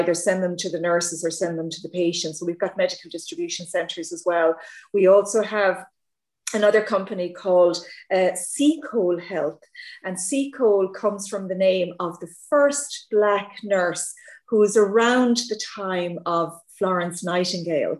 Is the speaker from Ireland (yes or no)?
yes; Ireland; accent: Irish; with the accent, I'm Irish.